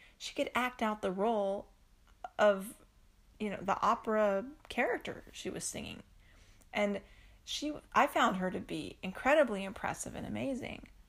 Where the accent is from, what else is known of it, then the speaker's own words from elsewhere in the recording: East Coast, United States; I grew up on the East Coast